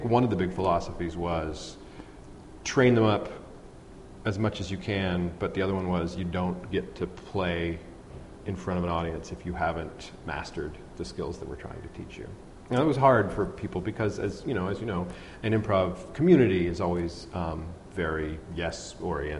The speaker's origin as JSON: {"language": "English", "town": "Pittsburgh", "region": "Pennsylvania", "country": "United States", "tie": "born or raised there", "also_born_or_lived": "New York", "said": "I grew up here in Pittsburgh"}